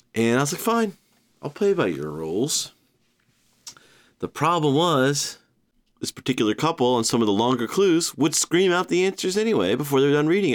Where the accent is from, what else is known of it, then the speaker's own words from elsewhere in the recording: Savannah, Georgia, United States; my hometown